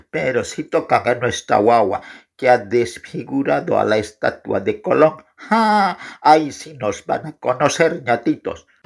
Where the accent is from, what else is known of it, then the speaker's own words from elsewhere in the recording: Guarina, La Paz, Bolivia; Yo soy de Guarina.